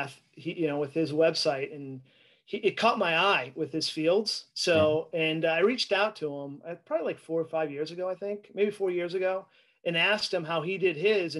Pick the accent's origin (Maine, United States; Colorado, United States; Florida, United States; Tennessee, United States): Maine, United States; Augusta; I grew up in New England, so I grew up in Maine